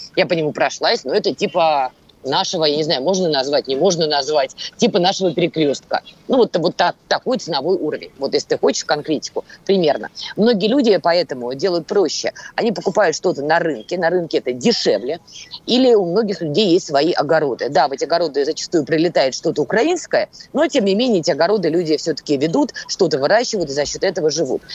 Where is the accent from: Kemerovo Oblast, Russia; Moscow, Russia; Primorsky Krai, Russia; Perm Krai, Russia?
Moscow, Russia; я человек из Москвы